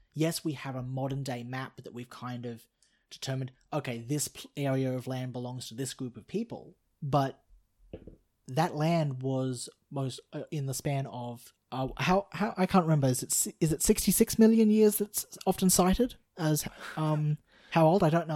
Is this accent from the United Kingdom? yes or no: no; Australia; I'm Australian, I'm not Canadian